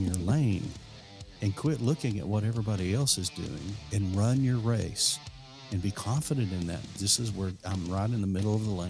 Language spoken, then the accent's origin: English; Lubbock, Texas, United States; now in Fredericksburg, United States; I grew up in Lubbock, Texas